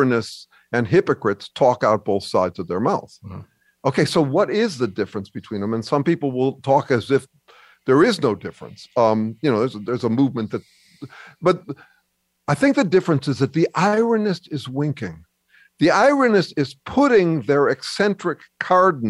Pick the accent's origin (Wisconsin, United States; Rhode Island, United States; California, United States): California, United States; I'm Californian